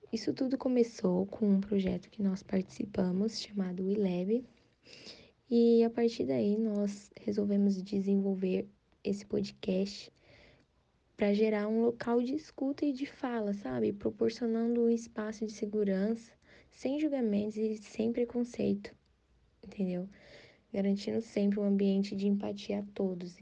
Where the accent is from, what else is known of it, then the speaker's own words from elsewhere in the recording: São Paulo, Brazil; sou do estado de São Paulo